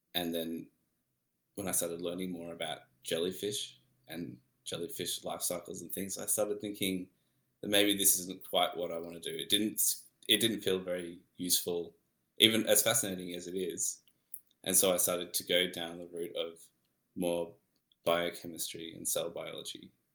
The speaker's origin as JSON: {"language": "English", "town": "Melbourne", "region": "Victoria", "country": "Australia", "said": "I'm from Melbourne"}